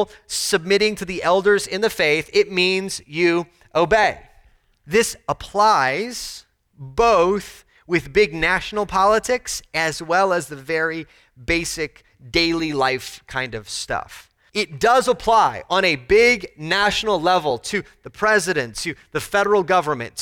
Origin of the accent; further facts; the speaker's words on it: Texas, United States; As a Texan Americans